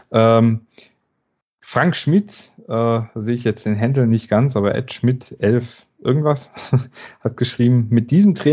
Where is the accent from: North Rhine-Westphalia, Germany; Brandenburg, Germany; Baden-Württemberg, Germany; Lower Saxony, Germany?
Baden-Württemberg, Germany; diese furchtbare ähm, Wortkombination bei uns im Schwabenland mit dem schwierigen Umfeld